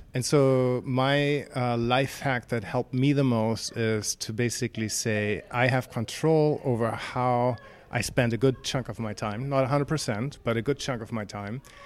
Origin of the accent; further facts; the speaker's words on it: Seattle, Washington, United States; I'm from Seattle, United States